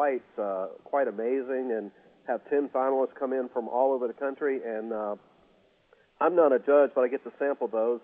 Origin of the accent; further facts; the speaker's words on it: Georgia coast, United States; I grew up on the Georgia coast